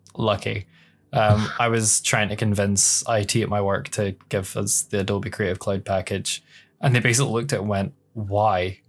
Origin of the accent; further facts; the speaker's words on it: Scotland, United Kingdom; literally ten miles away from my hometown is just fields and hills